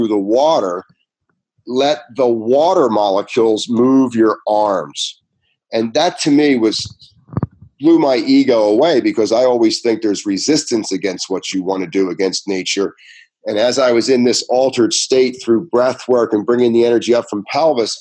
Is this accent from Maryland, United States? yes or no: no; Ventnor City, New Jersey, United States; I grew up in Ventnor